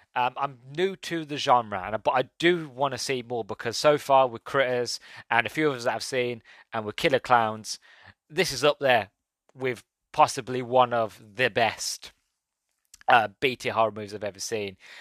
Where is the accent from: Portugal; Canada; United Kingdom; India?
United Kingdom; England; being English and born in the late nineties.